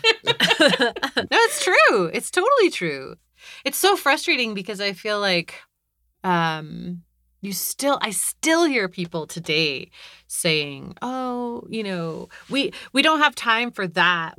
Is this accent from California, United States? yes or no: yes; California, United States; I grew up in California